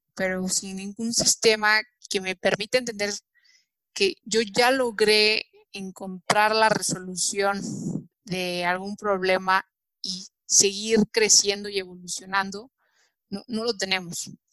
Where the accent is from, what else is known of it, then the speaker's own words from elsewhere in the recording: Mexico; como mexicanos